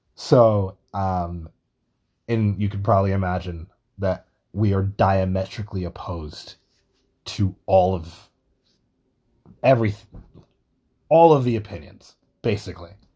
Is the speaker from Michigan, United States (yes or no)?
no; New York, United States; Being a New Yorker